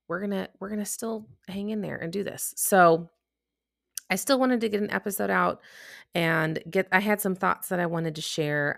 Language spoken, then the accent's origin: English; Chicago, Illinois, United States; now in Texas, United States; if you couldn't tell from my accent, I'm from the Midwest. Chicago. Uh, but now I'm actually down in Texas